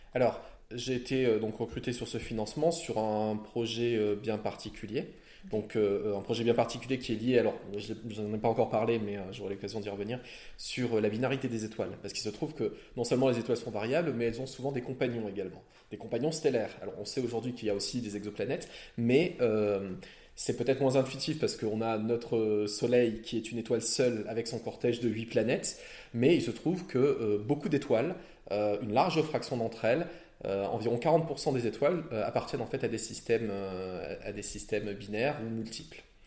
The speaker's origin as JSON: {"language": "French", "country": "France", "also_born_or_lived": "La Réunion", "moved": "yes", "lives_now": "Belgium", "said": "je suis français et euh, mes parents, ma mère est née à La Réunion, à l'île de La Réunion"}